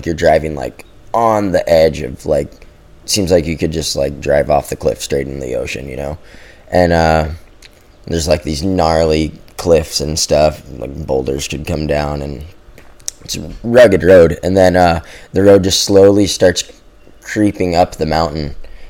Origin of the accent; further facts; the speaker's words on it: Hawaii, United States; Growing up in Hawaii, like, all the guys before us, that was the formula, you know?